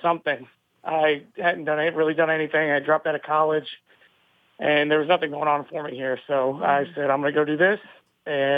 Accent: Jacksonville, North Carolina, United States; I grew up around the Marine Corps base, Camp Lejeune

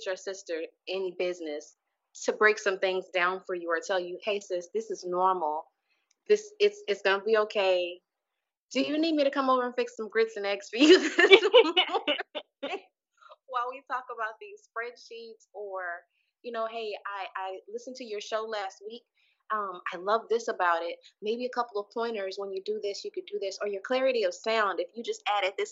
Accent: Houston, Texas, United States; moved away as an adult; I left my hometown of Houston, Texas

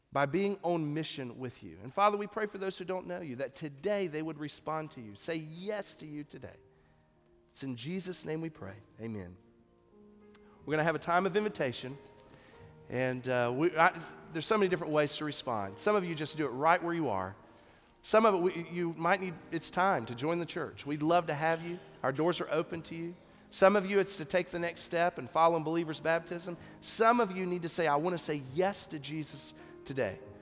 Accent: United States

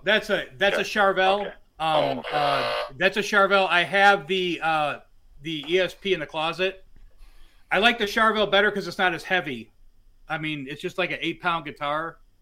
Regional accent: Westland, Michigan, United States; moved away as an adult; also born or lived in Detroit, Michigan; now in California, United States; I grew up in Westland, Michigan

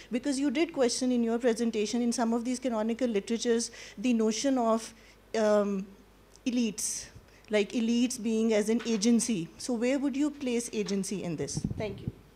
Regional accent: Pakistan; I come from Pakistan

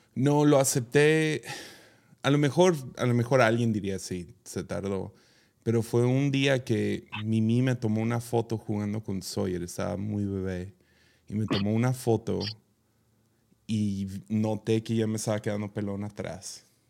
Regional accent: Mazatlán, Sinaloa, Mexico; yo crecí en Mazatlán

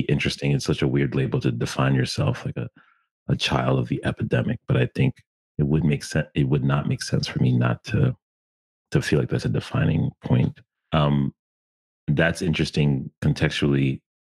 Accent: Stamford, Connecticut, United States; I was born and raised in Connecticut in an interesting time

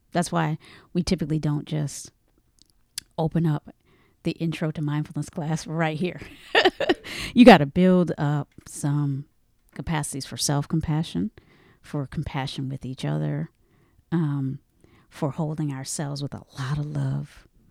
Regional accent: the South, United States; I'm from the South.

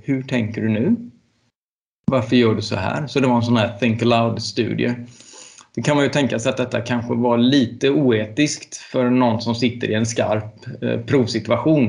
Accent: Ljungskile, Västra Götaland, Sweden; also born or lived in Uddevalla; jag gick gymnasiet i Uddevalla och tillbringade väldigt mycket tid när jag växte upp på Ljungskile folkhögskola

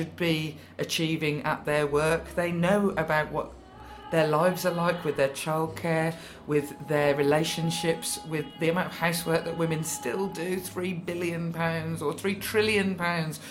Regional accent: Birmingham, West Midlands, United Kingdom; I'm from Birmingham, where taking the mick out of somebody is the only way we really show love. So I grew up constantly in a family of arguing

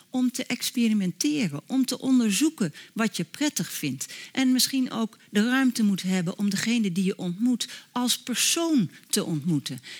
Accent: Netherlands; Zodat ik meer op zoek ben naar de verbintenis dan mij onmiddellijk terug te trekken in mijn, hoera, ik ben een Nederlander, hartstikke vrij, identiteit.

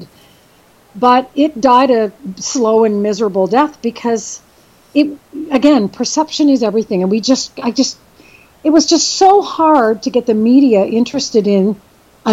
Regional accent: Brampton, Ontario, Canada; moved away as an adult; also born or lived in Belleville, Ontario / Winnipeg, Manitoba / Toronto; now in West Coast, Canada; when I was about 10 years old, I moved to the Brampton area, and I grew up and went to high school there

